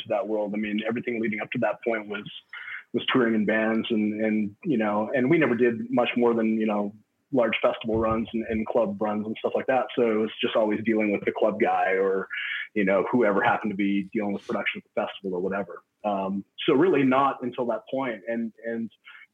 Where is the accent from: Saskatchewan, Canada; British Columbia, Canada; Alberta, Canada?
Saskatchewan, Canada; Regina; I grew up in Regina